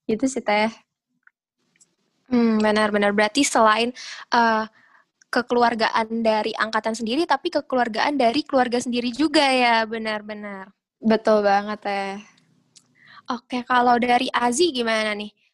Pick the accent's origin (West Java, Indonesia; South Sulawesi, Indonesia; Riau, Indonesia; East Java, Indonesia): West Java, Indonesia; Bogor; mungkin karena aku dari Bogor gak cuman aku doang yang di Bogor